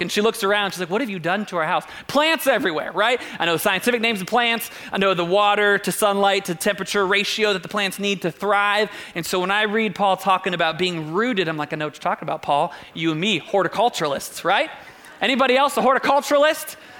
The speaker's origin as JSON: {"language": "English", "town": "Doylestown", "region": "Ohio", "country": "United States", "tie": "born or raised there", "said": "We grew up in Doylestown, like haven't seen a lot outside of a couple oak trees"}